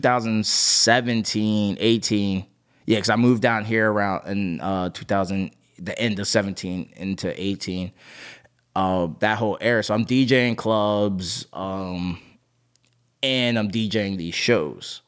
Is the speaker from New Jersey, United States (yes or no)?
yes; New Jersey, United States; moved away as an adult; also born or lived in Orlando; now in Miami, United States; grew up in New Jersey